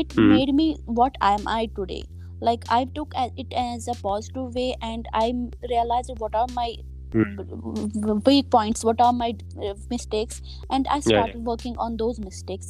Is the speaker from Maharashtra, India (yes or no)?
no; Anantnag, Jammu and Kashmir, India; I am from South Kashmir